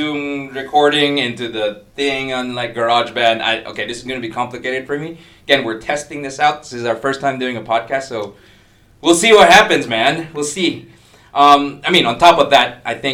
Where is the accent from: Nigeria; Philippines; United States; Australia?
Philippines; accent: American neutral with a lot of frequent Filipino inflections; now in Singapore; I'm from the Philippines